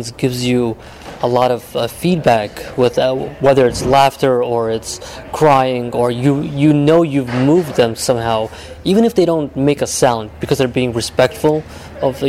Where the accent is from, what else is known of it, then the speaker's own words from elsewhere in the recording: New York City, New York, United States; moved away as an adult; now in Southern California, United States; I'm from New York City. Moved out here about 2 years ago.